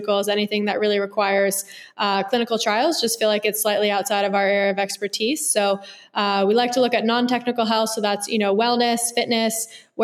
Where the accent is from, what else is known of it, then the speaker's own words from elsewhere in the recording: Bay Area, California, United States; I grew up in the Bay Area in California